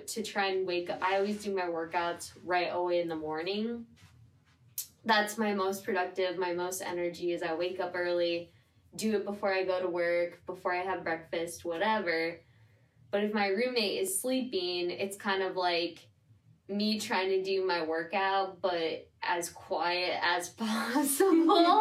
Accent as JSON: {"language": "English", "region": "Midwest", "country": "United States", "moved": "yes", "lives_now": "New York City, United States", "said": "I'm from the Midwest, and so I've always lived in a little bit bigger spaces than here"}